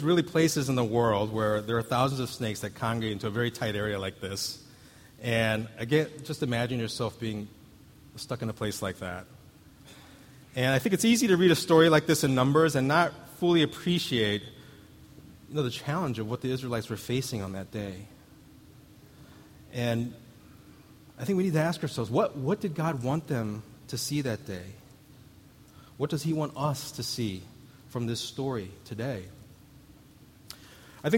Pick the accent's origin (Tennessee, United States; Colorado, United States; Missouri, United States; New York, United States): Missouri, United States; where I grew up in Missouri, you had to look out for water moccasins